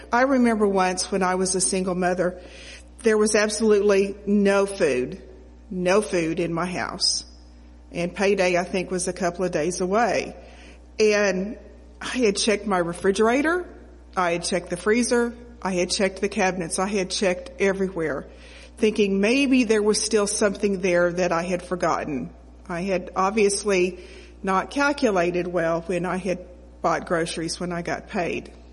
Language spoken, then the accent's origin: English; Oklahoma, United States; I grew up in Oklahoma